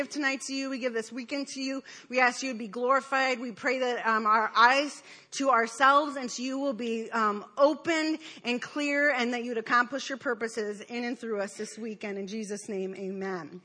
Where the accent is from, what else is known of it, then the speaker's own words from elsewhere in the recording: Detroit, Michigan, United States; I grew up in Detroit